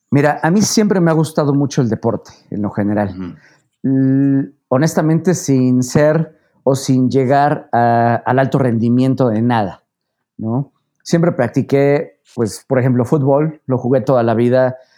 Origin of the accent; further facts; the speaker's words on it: Puebla, Mexico; yo soy poblano, nací en Puebla, eh, prácticamente he vivido aquí toda mi vida